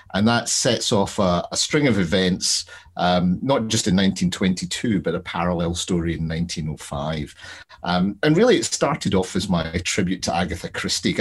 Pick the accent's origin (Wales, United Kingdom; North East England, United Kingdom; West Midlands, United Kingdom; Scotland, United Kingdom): Scotland, United Kingdom; Glasgow; I'm from Glasgow